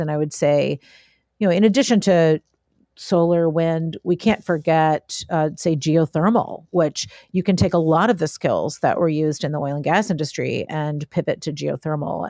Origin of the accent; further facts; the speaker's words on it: Appalachia, United States; I'm from Ap-, Appalachia.